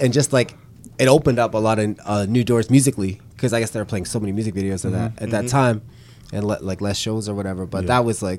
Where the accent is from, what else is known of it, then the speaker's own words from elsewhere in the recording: Vancouver, British Columbia, Canada; growing up in Vancouver